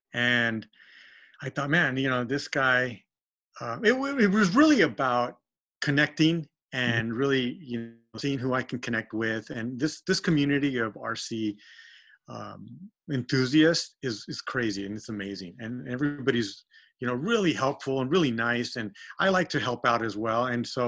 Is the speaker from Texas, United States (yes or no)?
yes; Texas, United States; now in California, United States; I grew up in Texas and there's no rust.